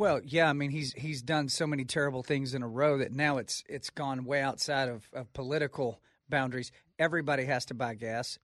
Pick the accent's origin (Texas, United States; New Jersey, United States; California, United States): Texas, United States; I'm from Texas